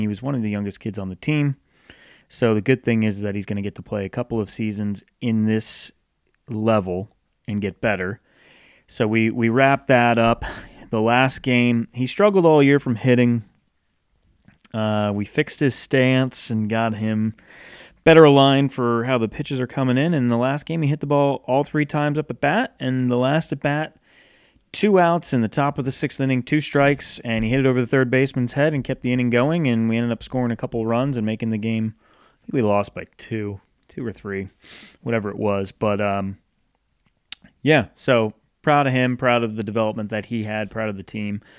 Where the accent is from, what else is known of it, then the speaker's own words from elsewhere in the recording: Northeast, United States; moved away as an adult; now in the South, United States; growing up in the Northeast